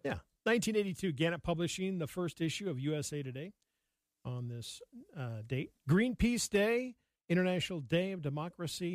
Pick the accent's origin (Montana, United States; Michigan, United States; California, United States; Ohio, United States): Montana, United States; Yellowstone River; I grew up on the Yellowstone